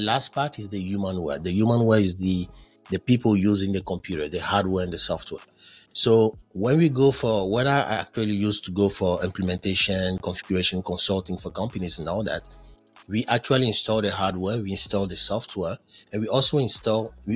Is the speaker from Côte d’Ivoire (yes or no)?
yes; Côte d’Ivoire; accent: Frenchy; English is a second language; moved away as an adult; also born or lived in Ghana; I'm originally from Ivory Coast where we speak French. So you understand why my English is so Frenchy.